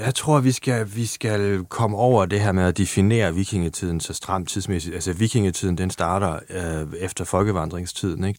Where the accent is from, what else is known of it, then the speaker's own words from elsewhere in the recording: Germany; Danish is a second language; moved away; som tysker